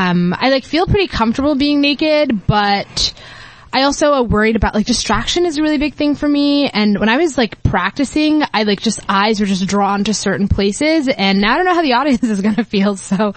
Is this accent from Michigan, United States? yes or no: no; New York, United States; I'm from New York.